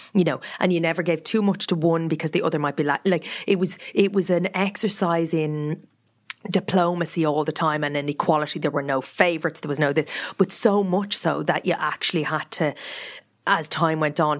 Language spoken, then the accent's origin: English; Meath, Leinster, Ireland; moved away; we grew up outside Meath.